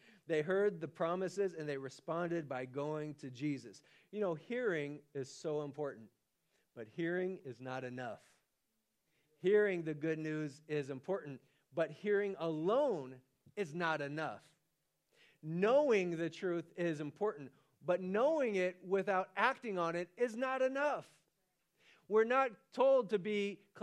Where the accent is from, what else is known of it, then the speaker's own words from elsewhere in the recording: Stockton, California, United States; I'm from Stockton, California